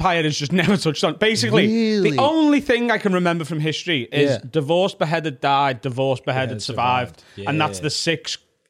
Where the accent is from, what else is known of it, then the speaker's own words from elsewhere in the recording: Liverpool, North West England, United Kingdom; I'm from Liverpool.